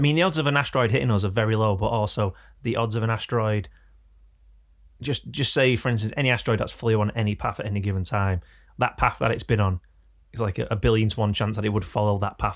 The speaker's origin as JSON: {"language": "English", "region": "England", "country": "United Kingdom"}